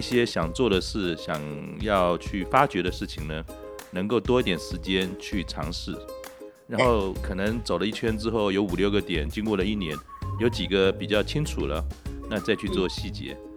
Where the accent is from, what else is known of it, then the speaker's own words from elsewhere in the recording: Keelung, Taiwan; now in Taipei, Taiwan; 那我因为从小是在基隆长大的，基隆是个港口